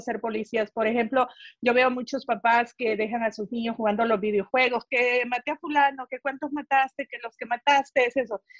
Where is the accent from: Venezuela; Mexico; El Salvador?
El Salvador; moved away; Yo siempre quise ser policía en mi país, El Salvador